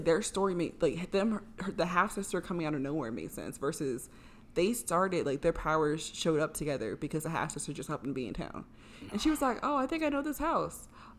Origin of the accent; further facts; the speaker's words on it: the North, United States; So, I am kind of a Southern girl. I was born and raised in the North. My parents are from Deep South.